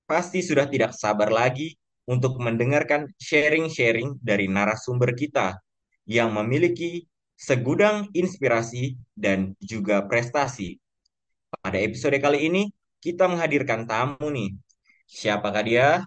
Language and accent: Indonesian; Riau Islands, Indonesia; now in Semarang, Indonesia; Perkenalkan saya dari Provinsi Kepulauan Riau. Saat ini saya berdomisili di Resimen Kemahataran Semarang di Akademi Maritim Nasional Indonesia di Semarang.